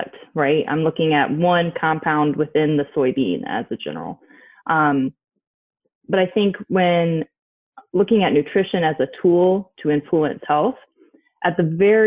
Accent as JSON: {"language": "English", "region": "Michigan", "country": "United States", "tie": "born or raised there", "also_born_or_lived": "Illinois", "moved": "as an adult", "said": "I'm originally from Michigan. Both my husband and I grew up there."}